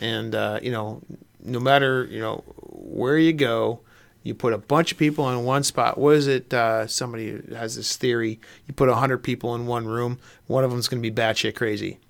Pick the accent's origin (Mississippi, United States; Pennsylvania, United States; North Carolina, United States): Pennsylvania, United States; you and I grew up in the Pennsylvania woods